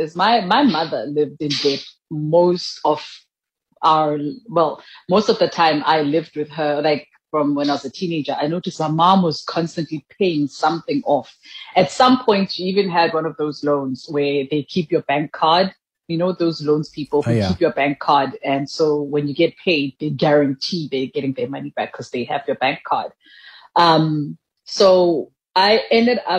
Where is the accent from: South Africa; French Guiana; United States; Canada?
South Africa; also born or lived in Mahikeng, North West / Thaba Nchu, Free State; So I grew up between Mafikeng and Tabantu, which were part of the Botswana homeland. That's where I grew up until it became Northwest and Free State.